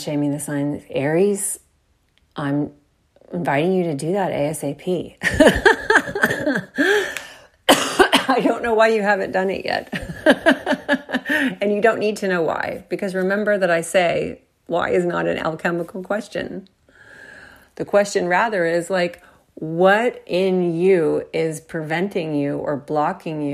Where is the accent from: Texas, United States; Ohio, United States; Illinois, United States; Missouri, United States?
Texas, United States; I'm from Texas